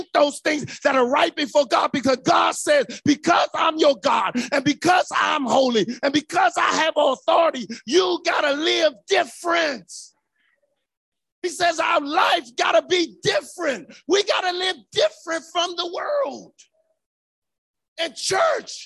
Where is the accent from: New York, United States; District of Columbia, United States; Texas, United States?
District of Columbia, United States; Washington; as a young boy growing up in Northeast and right around the corner from the Washington Coliseum.